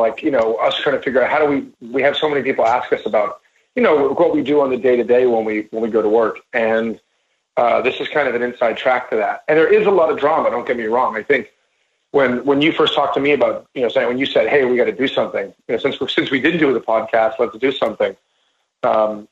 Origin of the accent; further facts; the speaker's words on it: New York, United States; I am a Jew and I am from New York